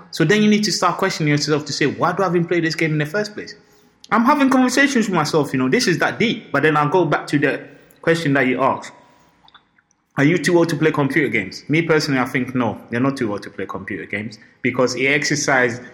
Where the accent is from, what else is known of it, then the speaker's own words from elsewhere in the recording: Ghana; I'm Ghanaian